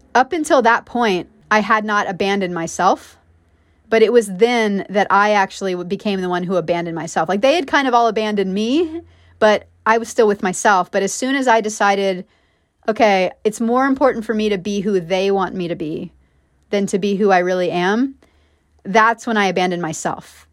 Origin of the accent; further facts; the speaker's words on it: between Dallas and Fort Worth, Texas, United States; also born or lived in Miami Beach, Florida; growing up in Texas in the suburb where I grew up